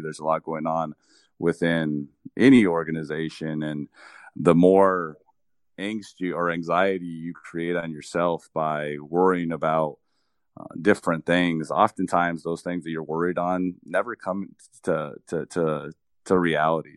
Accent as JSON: {"language": "English", "town": "Nogales", "region": "Arizona", "country": "United States", "tie": "born or raised there", "said": "I started working one week after turning sixteen at a golf course in my hometown"}